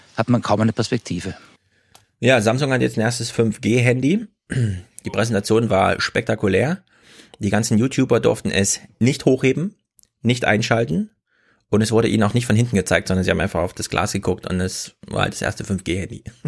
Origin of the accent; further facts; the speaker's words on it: East Germany, Germany; now in Frankfurt, Germany; In Ostdeutschland, wo ich herkomme, heißt es Fasching